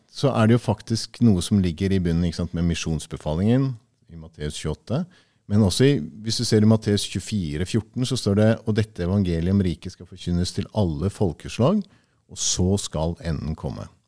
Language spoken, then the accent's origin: Norwegian; Tanzania; Jeg er født og oppvokst i Tanzania, og så har jeg levd eh, 13 år med min familie der også.